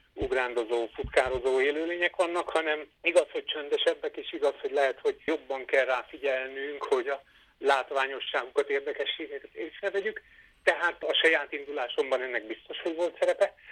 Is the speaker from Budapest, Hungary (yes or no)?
no; Veszprém, Veszprém County, Hungary; moved away as an adult; also born or lived in Zala County; now in Debrecen, Hungary; Én már Veszprémben születtem, 18 éves koromig ott éltem, megkedveltem.